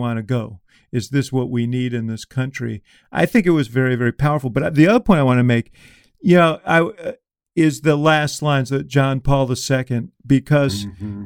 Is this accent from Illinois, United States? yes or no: yes; Chicago, Illinois, United States; I come from Chicago